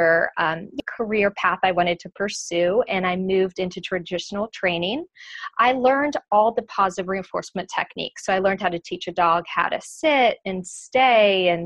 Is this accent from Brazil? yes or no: yes; São Paulo, Brazil; moved away; I grew up in Brazil, in São Paulo